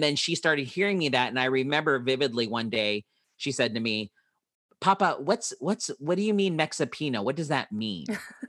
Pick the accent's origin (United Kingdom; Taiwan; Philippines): Philippines; my wife is Hispanic, Mexican, and I am Filipino